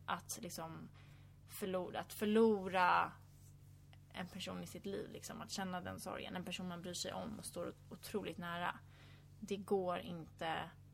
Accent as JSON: {"language": "Swedish", "town": "Stockholm", "region": "Stockholm County", "country": "Sweden", "moved": "as an adult", "lives_now": "California, United States", "said": "nu är jag hemma i Stockholm över sommaren"}